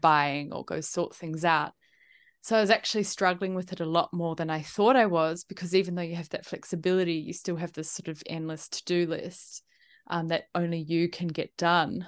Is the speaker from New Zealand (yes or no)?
yes; New Zealand; also born or lived in Italy / United Kingdom / Melbourne, Australia; now in Sydney, Australia; I'm from New Zealand originally. I grew up there